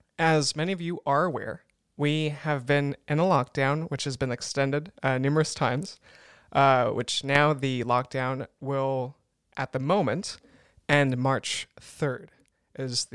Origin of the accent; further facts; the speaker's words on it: United States; moved away as an adult; now in Germany; I'm an American